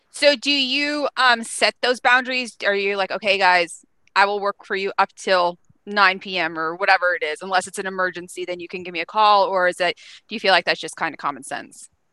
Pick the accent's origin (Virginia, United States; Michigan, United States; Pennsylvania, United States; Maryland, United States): Pennsylvania, United States; moved away; I'm from Pennsylvania